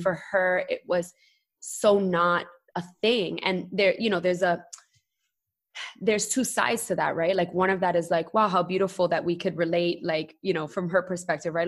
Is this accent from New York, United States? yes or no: yes; New York City, New York, United States; moved away as an adult; also born or lived in Queens; now in Puerto Rico; born and raised, I was raised in Brooklyn and Bushwick, very proud